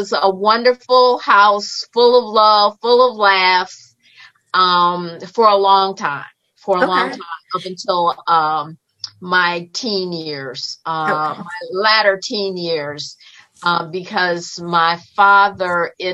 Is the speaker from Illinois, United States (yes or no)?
yes; Chicago, Illinois, United States; I was born and raised in Chicago, Illinois